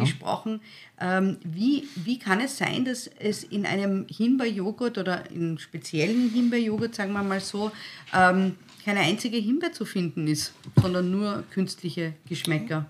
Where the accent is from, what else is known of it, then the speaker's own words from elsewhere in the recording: Styria, Austria; Ich bin ein Steirerkind, ich bin eine halbe Steirerin